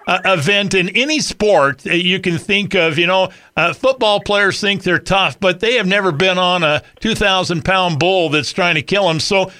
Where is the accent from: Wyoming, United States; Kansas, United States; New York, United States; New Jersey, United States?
Wyoming, United States; I grew up in Wyoming